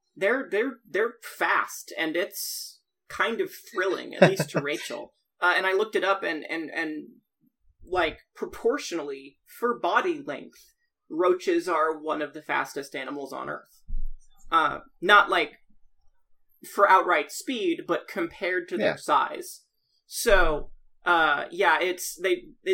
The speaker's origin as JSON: {"language": "English", "region": "Texas", "country": "United States", "tie": "born or raised there", "said": "I grew up in Texas."}